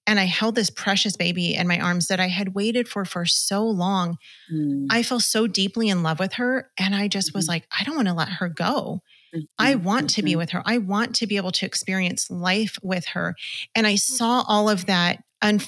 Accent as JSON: {"language": "English", "town": "Los Angeles", "region": "California", "country": "United States", "said": "We're from Los Angeles, so we were in LA County"}